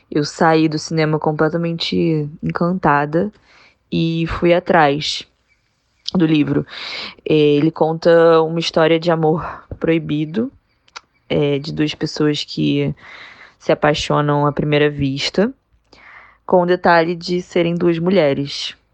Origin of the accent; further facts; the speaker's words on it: Rio de Janeiro, Brazil; eu sou do Rio